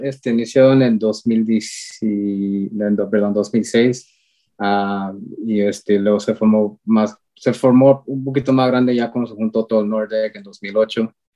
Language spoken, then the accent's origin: Spanish; Columbus, Ohio, United States; nacido aquí en Columbus, Ohio, ah, aquí siempre he estado toda mi vida. Ah, soy de herencia mexicana